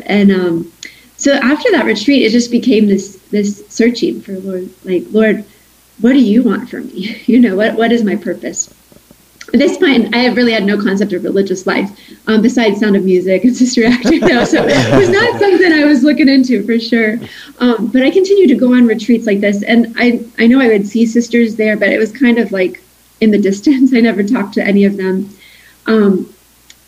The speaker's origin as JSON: {"language": "English", "region": "Kentucky", "country": "United States", "tie": "born or raised there", "said": "I grew up in Kentucky there."}